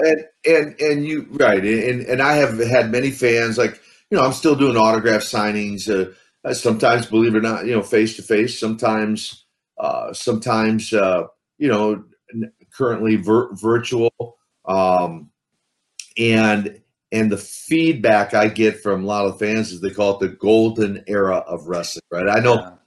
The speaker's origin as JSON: {"language": "English", "region": "Midwest", "country": "United States", "tie": "born or raised there", "said": "I grew up in the Midwest, so uh, and that's the Midwest of the USA, not the Midwest of Russia"}